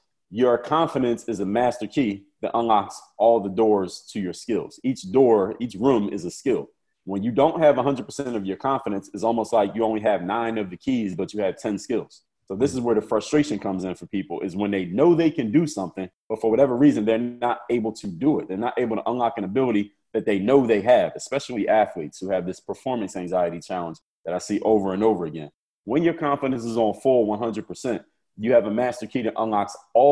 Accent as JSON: {"language": "English", "town": "Philadelphia", "region": "Pennsylvania", "country": "United States", "tie": "born or raised there", "said": "my hometown of Philadelphia, Pennsylvania"}